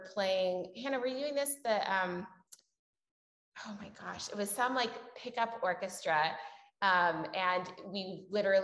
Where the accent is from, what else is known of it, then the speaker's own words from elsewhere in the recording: Portland, Oregon, United States; also born or lived in Houston / New York; I'm also originally from Portland and also moved away for a really long time. I went to Houston and then New York, and then Portland has changed so much since when I grew up